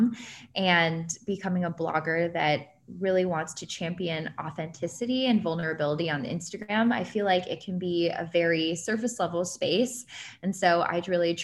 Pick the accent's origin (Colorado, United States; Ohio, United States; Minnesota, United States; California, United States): Ohio, United States; now in New York, United States; I'm from Ohio.